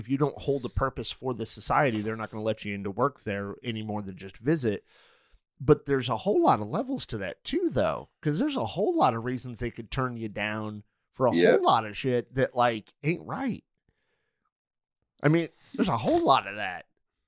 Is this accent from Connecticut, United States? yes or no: yes; Manchester, Connecticut, United States; few years I lived in Manchester, Connecticut. So I think it's interesting. You're from Manchester and I'm from Manchester.